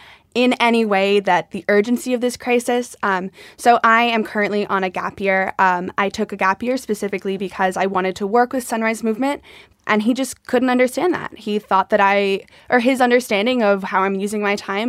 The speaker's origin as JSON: {"language": "English", "town": "Watertown", "region": "Massachusetts", "country": "United States", "said": "I'm 18 years old. I'm from Watertown, and I just graduated high school"}